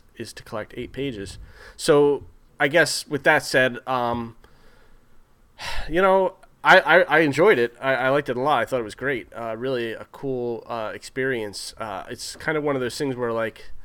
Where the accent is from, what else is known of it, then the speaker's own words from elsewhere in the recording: New Jersey, United States; us growing up in New Jersey